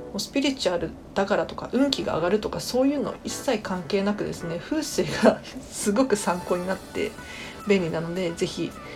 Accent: Tokyo, Japan; 私東京都民なので

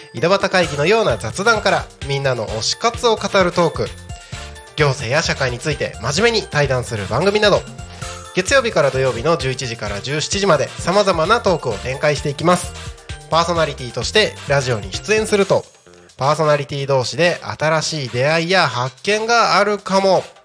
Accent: Takko, Aomori, Japan; moved away; also born or lived in Tokyo; 青森県の田子町っていうところです

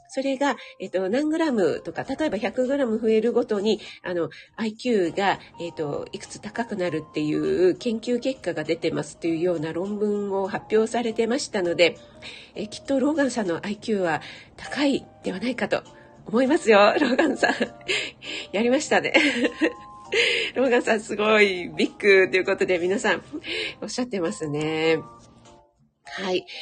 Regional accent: Kanto, Japan; 雪に慣れない軟弱な関東人

